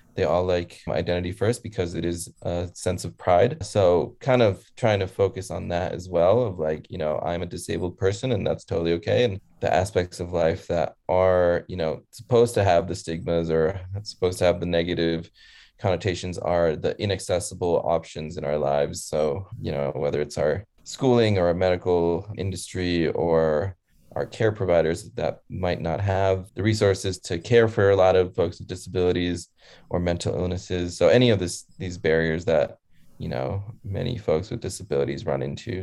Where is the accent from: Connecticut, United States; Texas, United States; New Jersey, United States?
Connecticut, United States; I was born in Connecticut and around nine months, my leg was amputated. So we moved back to where my parents are originally from and then uh, moved back to the States